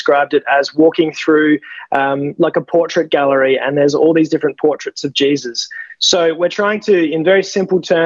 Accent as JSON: {"language": "English", "area": "Adelaide Hills", "region": "South Australia", "country": "Australia", "tie": "born or raised there", "said": "I'm just a mere humble country lad. I come from the Adelaide Hills. I was raised by very godly parents"}